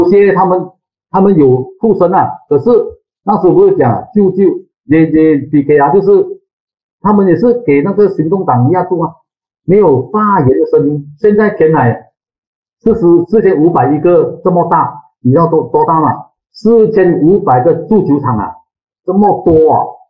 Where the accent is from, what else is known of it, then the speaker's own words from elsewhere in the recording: Penang, Malaysia; 你们是站在人民立场，或是站在政府立场？你们要为人民讲吗？这些都是我们槟城人面对的问题。